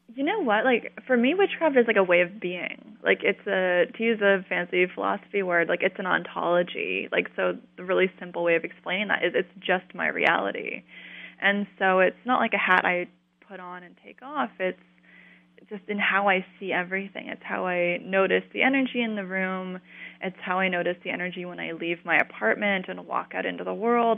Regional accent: Colorado, United States; I grew up in Colorado, in a, like a new suburb

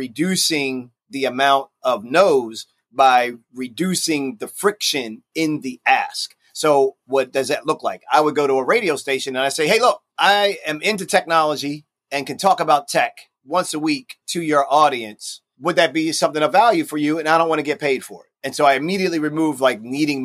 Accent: Baltimore, Maryland, United States; Baltimore, my hometown.

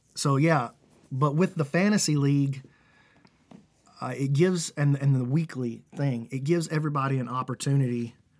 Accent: Alabama, United States; I'm, we're from Alabama

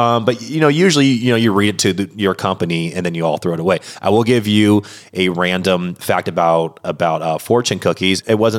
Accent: Washington, United States; I was born and raised in Washington State, and I grew up in and still a diehard Mariners fan.

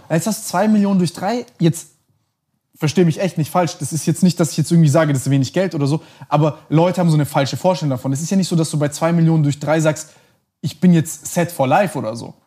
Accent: Germany; also born or lived in Montenegro; ich bin, bin hier und in Montenegro aufgewachsen, mehr oder weniger

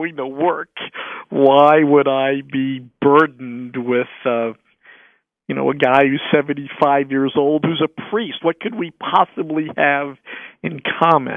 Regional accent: United States; also born or lived in Brooklyn, New York / Lowell, Massachusetts; I grew up in Brooklyn, New York, and Lowell, Massachusetts

